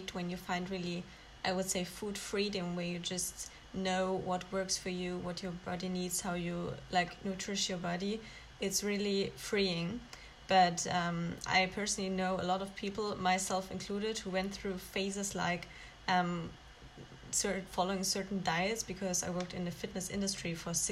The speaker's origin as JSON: {"language": "English", "country": "Germany", "moved": "yes", "lives_now": "Aberdeen, United Kingdom", "said": "I'm originally from Germany and I'm doing my Masters of Law here in Aberdeen"}